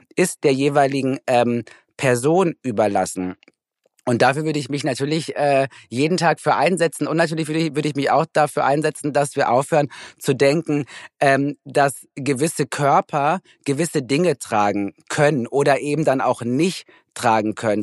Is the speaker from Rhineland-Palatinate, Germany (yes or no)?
no; Recklinghausen, North Rhine-Westphalia, Germany; moved away; ich komme ja aus Recklinghausen